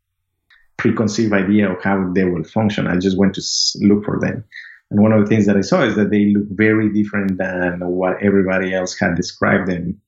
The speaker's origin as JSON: {"language": "English", "region": "Amazon region of Ecuador", "country": "Ecuador", "tie": "born or raised there", "moved": "as an adult", "lives_now": "United States", "said": "I'm originally from Ecuador. I grew up in the Amazon region of Ecuador"}